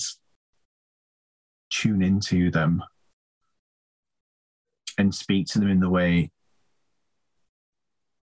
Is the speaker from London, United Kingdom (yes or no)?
no; Leeds, Yorkshire and the Humber, United Kingdom; I'm from Leeds myself